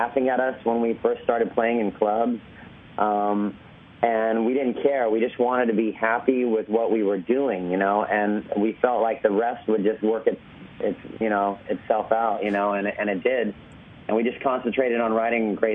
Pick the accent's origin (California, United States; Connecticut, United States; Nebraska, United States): California, United States; Orange County; I grew up in Orange County, California